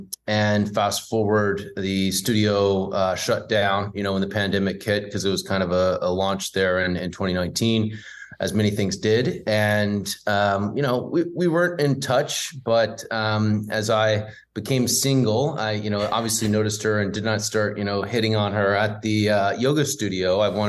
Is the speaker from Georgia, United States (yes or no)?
yes; Atlanta, Georgia, United States; moved away as an adult; also born or lived in Boston / New York; now in Los Angeles, United States; I'm actually from the South. I was, from Atlanta, grew up down there, was there for, until I was 18, and then went to, Boston and then to New York and now LA.